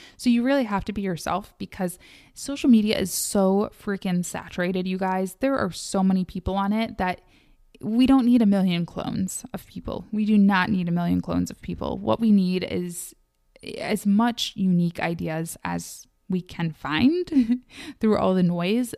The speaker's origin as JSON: {"language": "English", "region": "Midwest", "country": "United States", "said": "I am from the Midwest."}